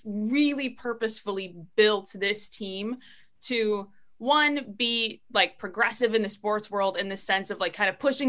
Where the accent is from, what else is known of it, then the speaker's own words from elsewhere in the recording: St. Cloud, Minnesota, United States; So I'm from St. Cloud, Minnesota, originally, born and raised there, and I went to college there.